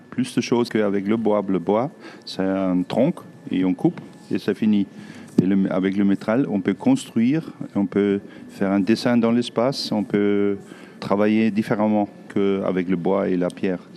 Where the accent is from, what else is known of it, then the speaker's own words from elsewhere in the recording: Southern Germany, Germany; born there; French is a second language; Ma nationalité Allemand. Je suis allemand. Je suis né au sud de l'Allemagne.